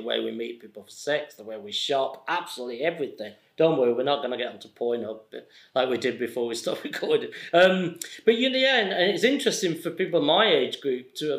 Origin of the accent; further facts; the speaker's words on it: Accrington, North West England, United Kingdom; I'm from Accrington